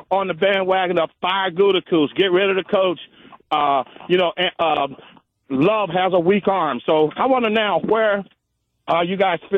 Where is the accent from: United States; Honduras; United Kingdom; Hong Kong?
United States; Pennsylvania; moved away as an adult; also born or lived in La Crosse, Wisconsin; now in Wisconsin, United States; I grew up in Pennsylvania as the only Packer fan in the 60s.